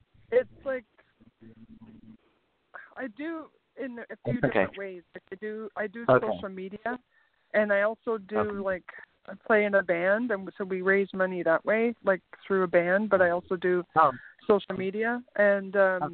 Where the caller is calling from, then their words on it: Canada; I'm calling from Canada.